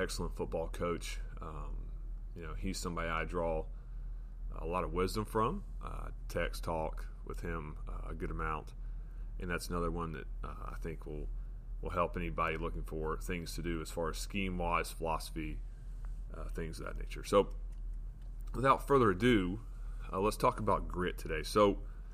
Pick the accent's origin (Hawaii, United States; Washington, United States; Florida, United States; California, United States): Florida, United States; now in West Virginia, United States; I live in West Virginia. I grew up in Florida